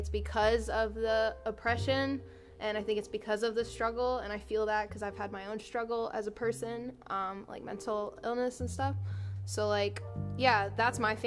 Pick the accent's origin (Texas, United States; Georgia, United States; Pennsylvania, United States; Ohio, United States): Georgia, United States; Newnan; I grew up in Noonan, south. 45 minutes south of Atlanta.